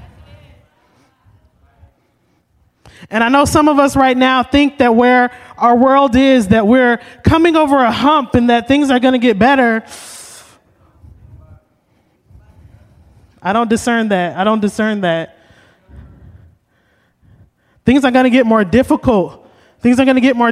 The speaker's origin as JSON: {"language": "English", "town": "Oakland", "region": "California", "country": "United States", "said": "I'm from Oakland"}